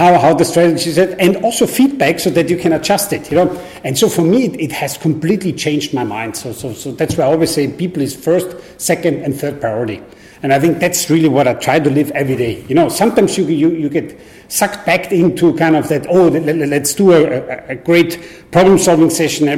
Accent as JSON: {"language": "English", "country": "Austria", "tie": "born or raised there", "moved": "as an adult", "lives_now": "Singapore", "said": "I grew up in Austria"}